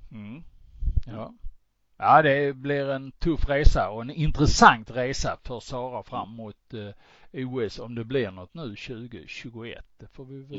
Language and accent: Swedish; Sweden; vi svenskar